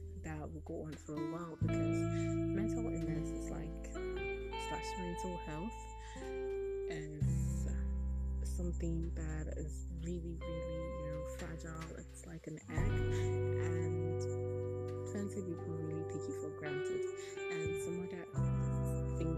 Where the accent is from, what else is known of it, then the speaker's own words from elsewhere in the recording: Nigeria; from where I am from, I'm from Nigeria